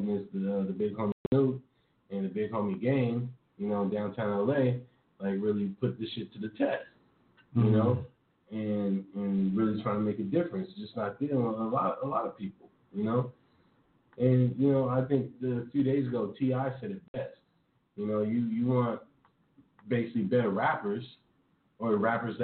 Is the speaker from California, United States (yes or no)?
yes; California, United States; I'm born and raised in Cali